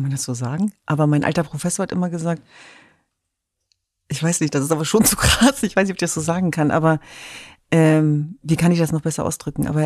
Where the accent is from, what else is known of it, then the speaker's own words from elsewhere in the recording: Germany; Ich bin Deutsche, ich bin Europäerin, ich bin Kurdin, ich bin Jesidin, ich bin eine Frau.